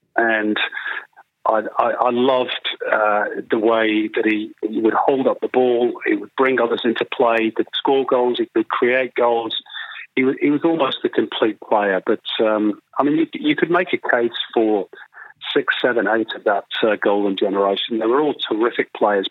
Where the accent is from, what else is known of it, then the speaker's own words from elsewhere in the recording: England, United Kingdom; now in Australia; I come from England